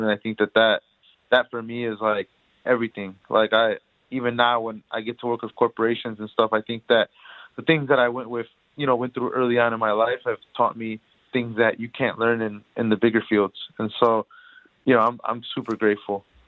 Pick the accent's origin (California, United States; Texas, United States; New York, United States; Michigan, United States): Michigan, United States; Detroit; I grew up in Detroit uh, my whole life